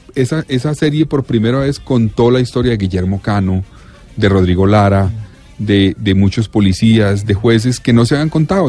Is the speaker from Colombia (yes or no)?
yes; Colombia; yo soy de Colombia